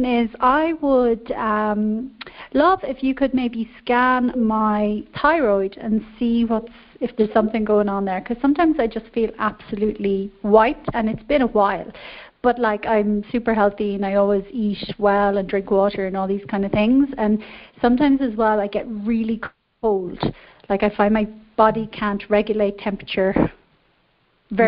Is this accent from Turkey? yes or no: no; Ireland; accent: Irish; now in Mexico; I am calling from Mexico, but I'm actually Irish